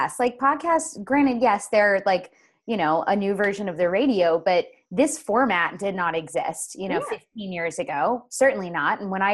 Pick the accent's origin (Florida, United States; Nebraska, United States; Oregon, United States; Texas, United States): Florida, United States; I'm from Florida, Julie.